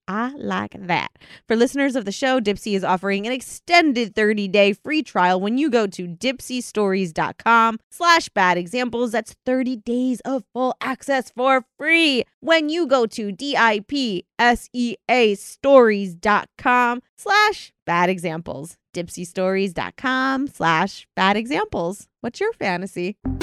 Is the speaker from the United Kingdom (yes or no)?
yes; United Kingdom; I'm from Britain.